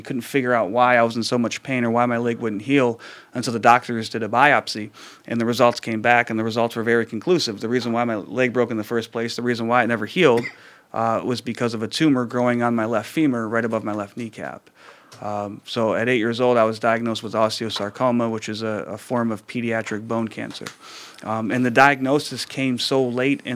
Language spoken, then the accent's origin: English; Ypsilanti, Michigan, United States; I was born in Ypsilanti